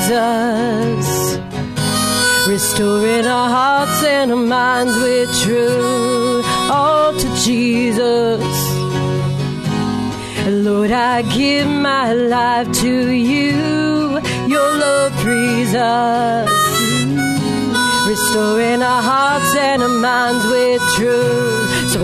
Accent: San Diego, California, United States; I'm from San Diego

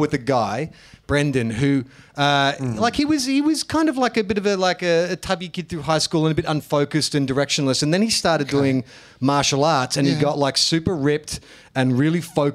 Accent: Melbourne, Victoria, Australia; now in Northern New South Wales, Australia; I'm from Melbourne

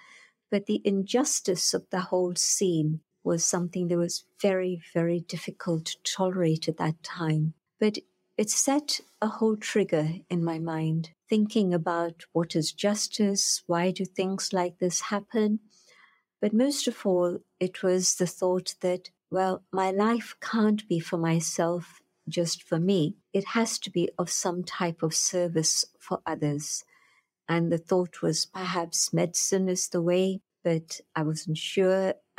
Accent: Pune, Maharashtra, India; I went knocking on the door of Dadi Janki, who later came to London, but she was there resident in my hometown of Pune.

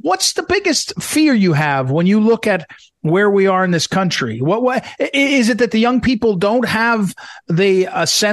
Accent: St. Louis, Missouri, United States; moved away; I'm from St. Louis. I lived in St. Louis, as I was telling you, for 25 years.

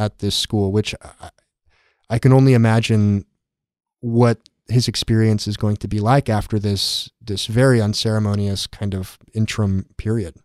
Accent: San Diego, California, United States; I grew up in San Diego.

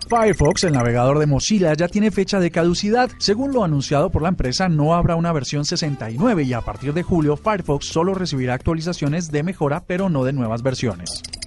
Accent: Colombia; como colombianos

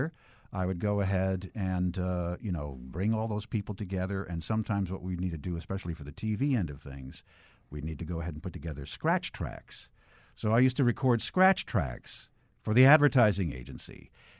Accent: River Vale, New Jersey, United States; also born or lived in Cleveland, Ohio; Grew up in a town called Rivervale.

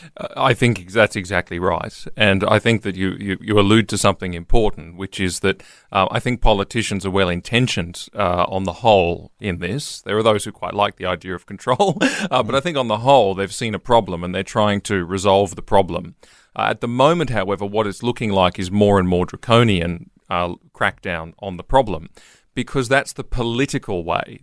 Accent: Queensland, Australia; I'm a Queenslander

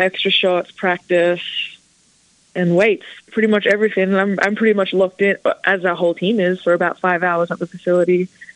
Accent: Ballarat, Victoria, Australia; now in Blacksburg, United States; I grew up in Ballarat, but I didn't live in the town. I lived on a farm

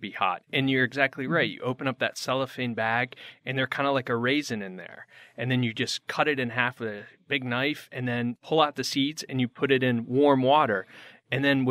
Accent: Connecticut, United States; moved away as an adult; now in Phoenix, United States; I grew up in Connecticut

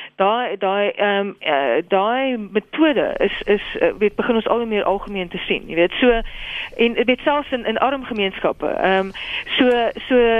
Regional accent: South Africa; ek is eers 'n Suid-Afrikaner en dan 'n Afrikaner

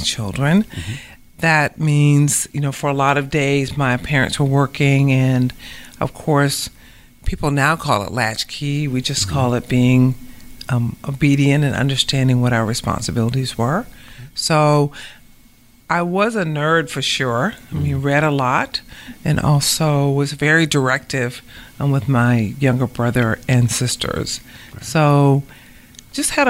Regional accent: Savannah, Georgia, United States; moved away as an adult; also born or lived in Dayton, Ohio / New Haven, Connecticut; I grew up right here in Savannah

